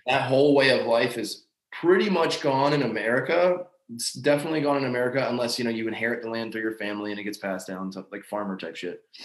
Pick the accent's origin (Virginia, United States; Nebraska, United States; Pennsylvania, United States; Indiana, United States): Pennsylvania, United States; Lancaster County; now in Madison, Tennessee, United States; I grew up in Lancaster County by all the Amish people and understood slow country living and farming and that kind of lifestyle